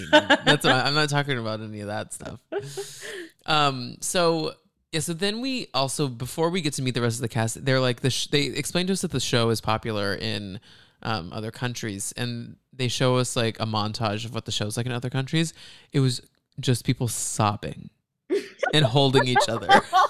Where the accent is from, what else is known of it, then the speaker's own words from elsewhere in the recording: Dallas, Texas, United States; That's right by where we grew up in around Dallas.